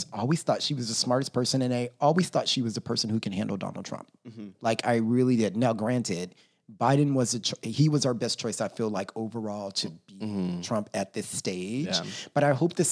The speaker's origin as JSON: {"language": "English", "region": "Texas", "country": "United States", "tie": "born or raised there", "said": "Texas, get your shit together. You know, that's my home state"}